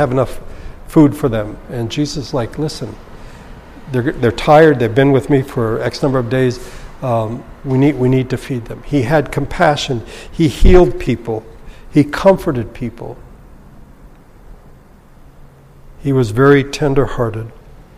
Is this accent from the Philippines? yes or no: yes; Philippines; now in Los Angeles, United States; When I was growing up in the Philippines